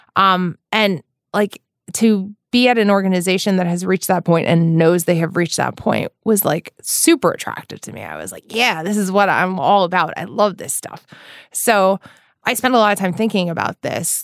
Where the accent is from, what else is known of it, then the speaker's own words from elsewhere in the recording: New York, United States; especially in the East Coast, which is where I'm from, I'm from New York.